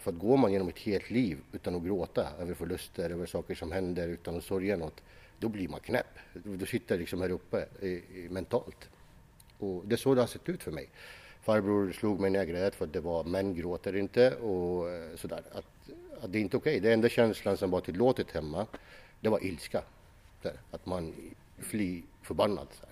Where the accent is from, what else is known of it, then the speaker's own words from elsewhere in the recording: Iraq; now in Sweden; Jag växte upp i, i, i, Irak